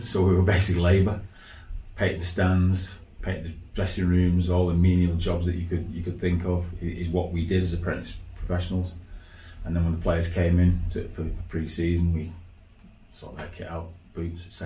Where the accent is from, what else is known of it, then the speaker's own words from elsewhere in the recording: Leeds, Yorkshire and the Humber, United Kingdom; I was still playing for Leeds Schoolboys, which was about 15, 16 when I was going to leave high school. And then I was playing for my local team, which was Ruffle Juniors. Back in Leeds